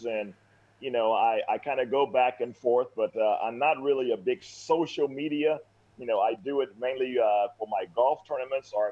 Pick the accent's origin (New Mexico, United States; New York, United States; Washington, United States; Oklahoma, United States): Oklahoma, United States; Oklahoma City; moved away as an adult; now in Leawood, United States; I grew up in Oklahoma City, but living here in Kansas City, Leawood, Kansas, since 1986